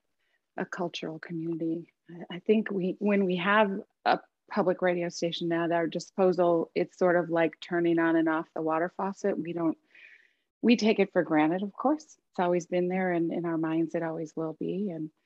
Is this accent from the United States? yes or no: yes; Chicago, Illinois, United States; moved away as an adult; also born or lived in Minneapolis, Minnesota; now in Sarasota, United States; I live in the Sarasota area and grew up in Chicago, which maybe you'll hear in my mild accent